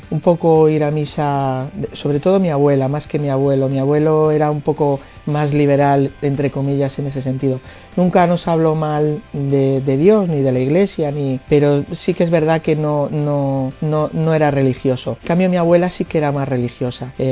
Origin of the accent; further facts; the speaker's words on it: Madrid, Community of Madrid, Spain; De Madrid vengo.